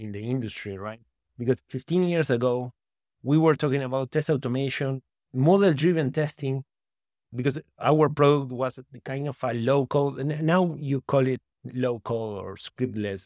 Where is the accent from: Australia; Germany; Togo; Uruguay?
Uruguay; English is a second language; also born or lived in Berkeley, California; I'm from Uruguay in South America. Uruguay, I think it's the, the way you pronounce it in English. And yeah, I grew up in the countryside, in close to a small town, close to the capital